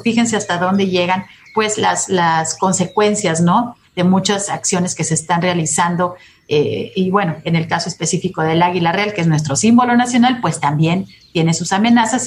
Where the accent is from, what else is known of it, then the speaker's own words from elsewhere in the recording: Mexico; somos eh, mexicanos